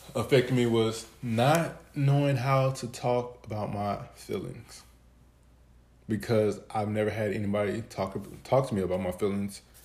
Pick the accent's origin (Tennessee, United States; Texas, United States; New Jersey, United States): Texas, United States; Dallas; I'm from Dallas, Texas, but I'm from a part of Dallas, Texas called Pleasant Grove